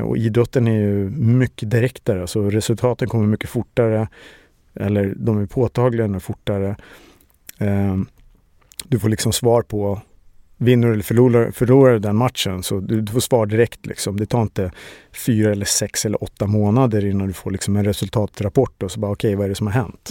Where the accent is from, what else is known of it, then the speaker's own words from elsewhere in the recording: Stockholm, Stockholm County, Sweden; Jag är uppväxt i Årsta utanför Stockholm